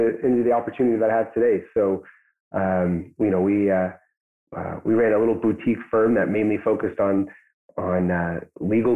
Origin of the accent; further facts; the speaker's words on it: Pacific Northwest, United States; now in Chelan, United States; I grew up in the Pacific Northwest